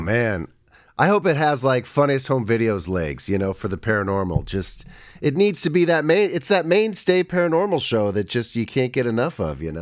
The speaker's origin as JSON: {"language": "English", "town": "Reno", "region": "Nevada", "country": "United States", "tie": "born or raised there", "said": "I was born in Reno"}